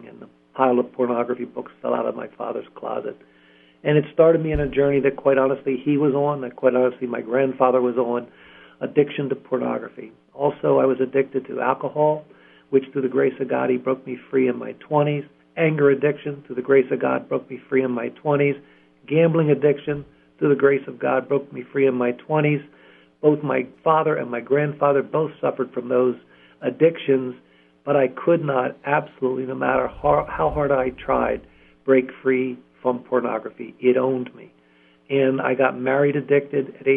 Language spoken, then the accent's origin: English; Columbia, Pennsylvania, United States; I was born and raised in Columbia, Pennsylvania